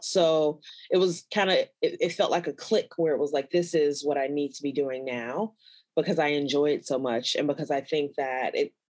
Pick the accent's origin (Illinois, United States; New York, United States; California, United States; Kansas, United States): Illinois, United States; Chicago; I grew up in Chicago, Illinois, and I'm a Black